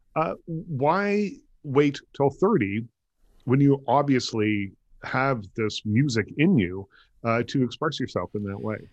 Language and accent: English; Nova Scotia, Canada; I grew up in Nova Scotia